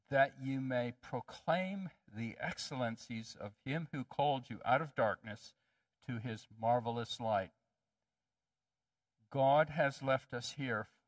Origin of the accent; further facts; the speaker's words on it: Ethiopia; I grew up in Ethiopia. My parents were missionaries, and I loved Ethiopia, but there was a problem. In Ethiopia, I stuck out like a sore thumb.